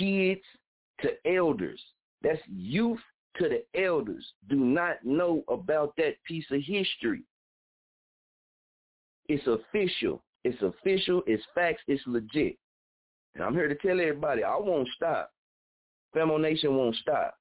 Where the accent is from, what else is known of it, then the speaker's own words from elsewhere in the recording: Muskogee, Oklahoma, United States; I'm from, born and raised in Muskogee, Oklahoma